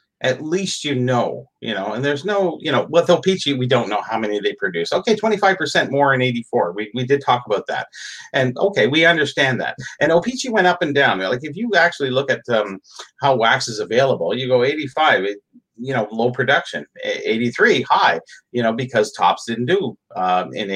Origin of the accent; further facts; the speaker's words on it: Canada; I'm Canadian.